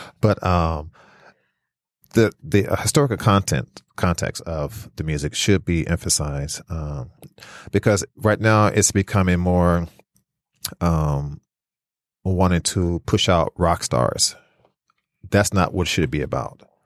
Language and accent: English; California, United States; also born or lived in Flint, Michigan; now in Detroit, United States; I'm originally from California